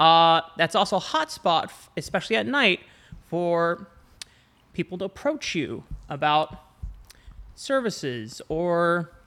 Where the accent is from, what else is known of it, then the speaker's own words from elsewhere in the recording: Canada; I don't give a shit. I'm Canadian.